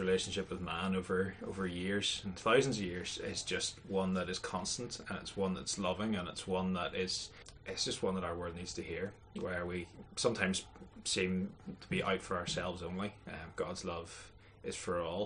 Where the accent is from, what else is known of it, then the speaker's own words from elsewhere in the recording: near Lurgan, Northern Ireland, United Kingdom; moved away as an adult; now in Coleraine, United Kingdom; I grew up just outside Lurgany, a place called Marilyn